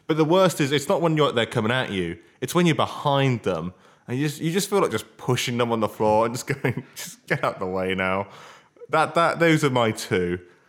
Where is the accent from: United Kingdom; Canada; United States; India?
United Kingdom; Yeah, but we're British. We're too polite.